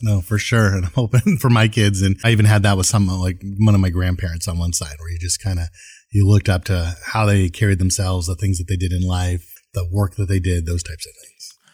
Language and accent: English; Camarillo, California, United States; also born or lived in San Fernando Valley; I grew up in Southern California, like, you know, Camarillo actually is where I went to high school, San Fernando Valley